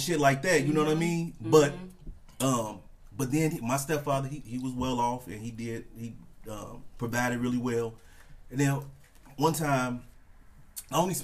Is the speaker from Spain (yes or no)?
no; Chicago, Illinois, United States; born and raised in Chicago. And then my mom met her husband, his name Terry. He brought her out to the suburbs